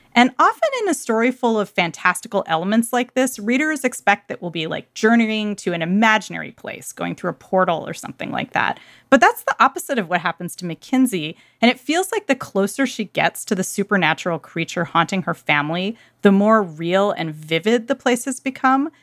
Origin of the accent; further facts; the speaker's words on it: Irvine, California, United States; the city where I grew up in Irvine